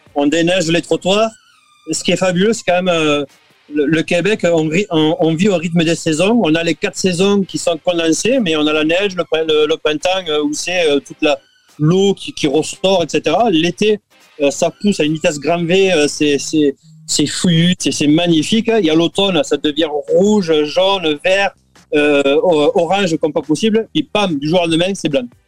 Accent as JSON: {"language": "French", "town": "Béziers", "region": "Occitania", "country": "France", "tie": "born or raised there", "also_born_or_lived": "Pont-de-l'Arn / Gigean", "moved": "as an adult", "lives_now": "Canada", "said": "du côté de Béziers, qui est ma ville natale"}